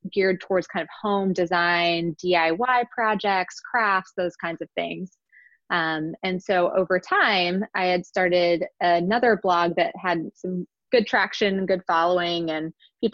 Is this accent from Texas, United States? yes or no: no; Virginia, United States; moved away as an adult; now in Philadelphia, United States; Grew up in Virginia